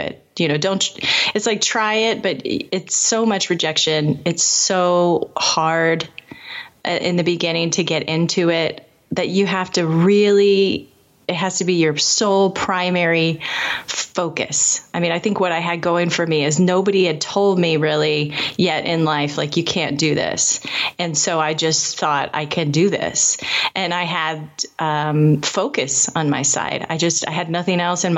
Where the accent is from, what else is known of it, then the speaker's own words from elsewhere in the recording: Indianapolis, Indiana, United States; I lived in Indianapolis. I grew up in Indianapolis.